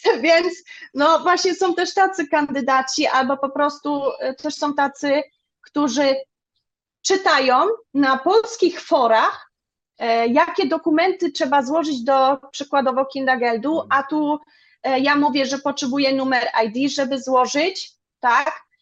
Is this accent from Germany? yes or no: yes; Germany; Polish is a second language; also born or lived in Zgorzelec, Poland; Ja się tu wychowałam, jestem Niemką